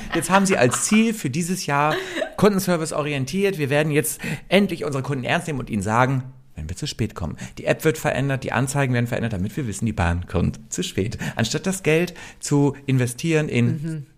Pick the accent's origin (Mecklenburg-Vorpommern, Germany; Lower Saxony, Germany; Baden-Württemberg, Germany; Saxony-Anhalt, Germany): Lower Saxony, Germany; Oldenburg; ich komme aus Oldenburg